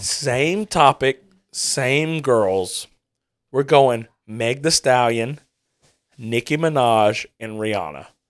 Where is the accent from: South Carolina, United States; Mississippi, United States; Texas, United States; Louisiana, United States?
Louisiana, United States; we're from Louisiana.